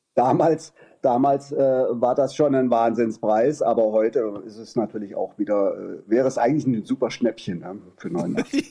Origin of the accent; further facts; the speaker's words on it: Kassel, Hesse, Germany; now in Meissen, Germany; gebürtig aus Kassel